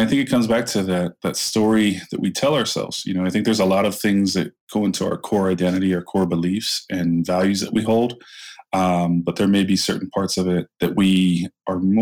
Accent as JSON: {"language": "English", "town": "Lorain", "region": "Ohio", "country": "United States", "tie": "born or raised there", "said": "my hometown, city like Lorain, Ohio"}